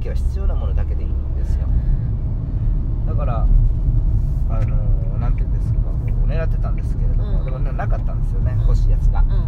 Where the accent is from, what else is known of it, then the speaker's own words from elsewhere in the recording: Kansai, Japan; 僕関西人